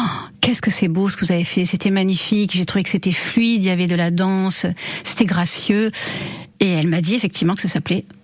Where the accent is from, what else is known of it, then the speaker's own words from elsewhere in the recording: Bordeaux, Nouvelle-Aquitaine, France; Alors, j'ai grandi en partie à Bordeaux, mais effectivement, quand j'étais enfant, mes parents avaient vraiment la bougeotte et on a beaucoup, beaucoup déménagé, mais en restant dans le sud-ouest et en Aquitaine.